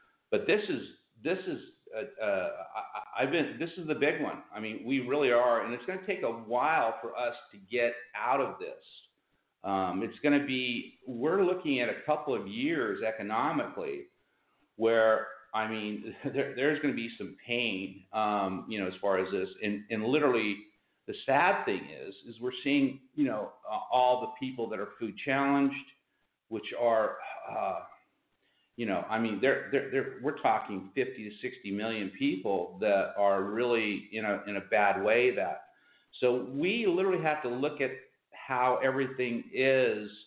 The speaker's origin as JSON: {"language": "English", "town": "Pomona", "region": "California", "country": "United States", "tie": "born or raised there", "said": "I was born in Pomona, which is the city next to Ontario."}